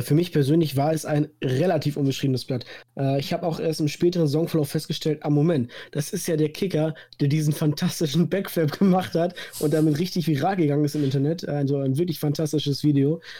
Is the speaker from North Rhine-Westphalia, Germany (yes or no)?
yes; Münsterland, North Rhine-Westphalia, Germany; komme aus dem wunderschönen Münsterland